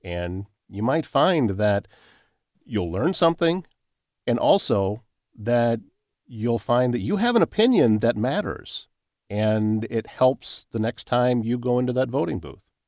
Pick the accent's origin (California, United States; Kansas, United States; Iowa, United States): Iowa, United States; Pocahontas County, Northwest; moved away; I grew up in Northwest Iowa in, uh, Pocahontas County